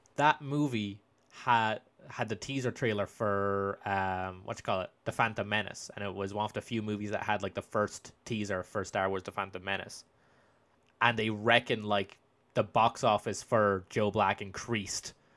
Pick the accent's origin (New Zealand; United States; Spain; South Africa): Spain; moved away; I grew up in Spain